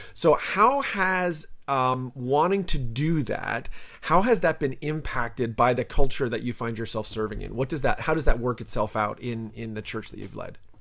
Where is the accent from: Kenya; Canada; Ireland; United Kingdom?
Canada; now in United States; I'm a Canadian